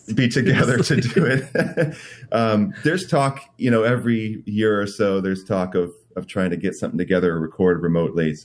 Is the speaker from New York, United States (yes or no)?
yes; Rochester, New York, United States; moved away as an adult; now in Seattle, United States; I grew up in the Rochester, New York area